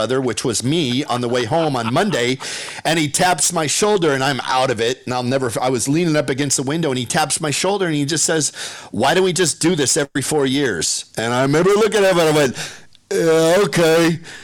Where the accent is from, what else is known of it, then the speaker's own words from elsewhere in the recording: Shoreline, Washington, United States; growing up in Shoreline, growing up in Seattle